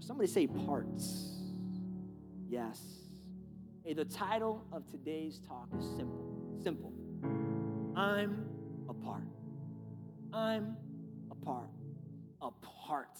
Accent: New York City, New York, United States; also born or lived in Brooklyn; I grew up in New York City. I was born in Brooklyn, then I moved to Staten Island.

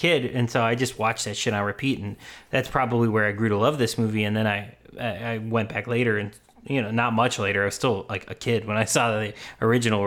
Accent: Midwest, United States; That's what we're like from the Midwest.

